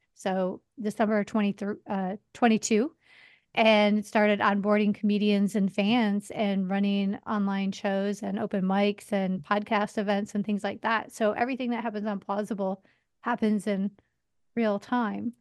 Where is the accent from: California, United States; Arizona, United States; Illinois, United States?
Illinois, United States; outside of Chicago; moved away as an adult; also born or lived in Las Vegas; now in New York City, United States; I grew up outside of Chicago